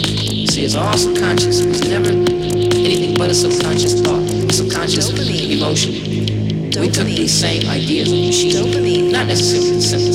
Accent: Detroit, Michigan, United States; Because we come from Detroit. Because that's where our parents live, our families live, our friends live.

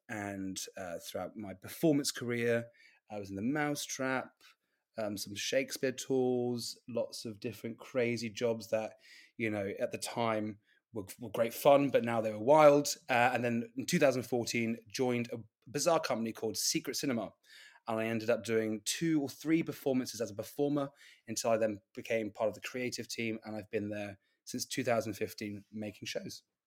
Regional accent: Gloucestershire, the Cotswolds, South West England, United Kingdom; moved away; also born or lived in London; I'm from Gloucestershire in the Cotswolds

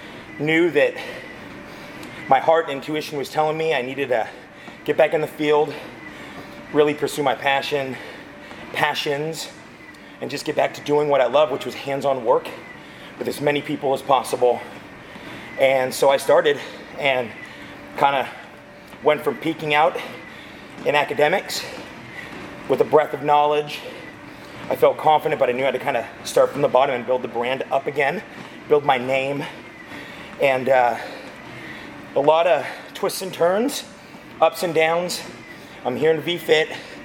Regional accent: Visalia, California, United States; also born or lived in Fresno / Pasadena; now in Tulare, United States; I was born and raised in this area. I was born and raised in Visalia.

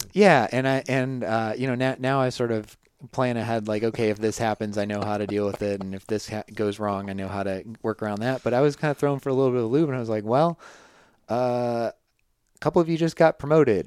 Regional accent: Midwest, United States; moved away as an adult; I'm from the Midwest

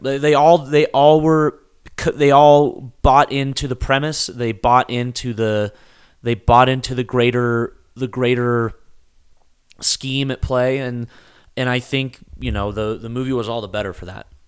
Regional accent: United States; we're Americans

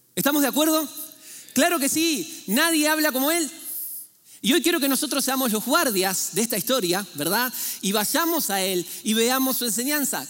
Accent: Argentina; moved away; en Argentina, ¿sí? yo de ahí vengo, ¿eh? por eso pido ya disculpas si tengo un acento algo extraño

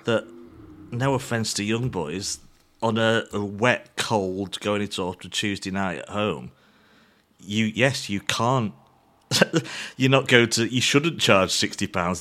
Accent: England, United Kingdom; as an English fan

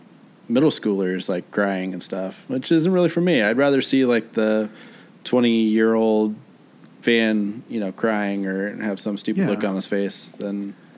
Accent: Kansas City, Missouri, United States; We're from Kansas City.

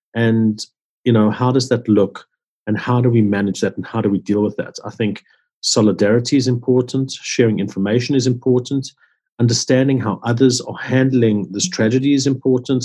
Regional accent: Johannesburg, Gauteng, South Africa; I grew up in Johannesburg, where um, in around Sydenham, Orange Grove

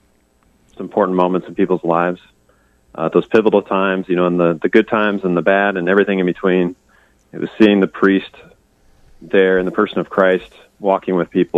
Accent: Perry, Iowa, United States; And I grew up in outside of Perry, Iowa, on a farm there. And it's a family farm. We've been in our family for like 120 years or more now.

